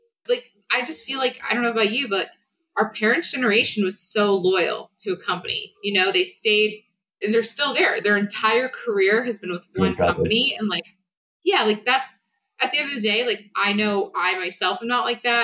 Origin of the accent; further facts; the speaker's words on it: Connecticut, United States; I grew up in a very blue collar town in Connecticut